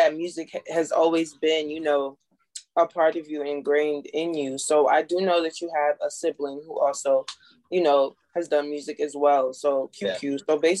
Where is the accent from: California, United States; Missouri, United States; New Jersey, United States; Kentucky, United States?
New Jersey, United States; So I'm actually from Jersey, but you know, I'm back and forth between Jersey and New York.